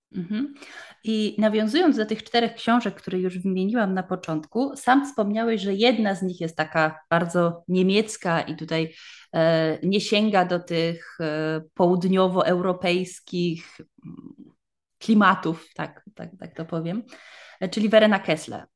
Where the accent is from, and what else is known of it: Poland; now in Germany